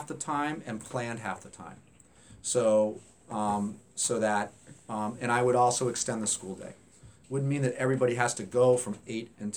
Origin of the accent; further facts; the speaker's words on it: Hanover, New Hampshire, United States; moved away as an adult; also born or lived in Atlanta, Georgia / Providence, Rhode Island; I grew up in New Hampshire, went to Hanover High School